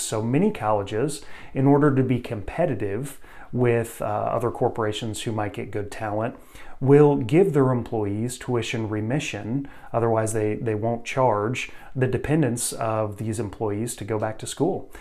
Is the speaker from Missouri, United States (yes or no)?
yes; Missouri, United States; my home state, Missouri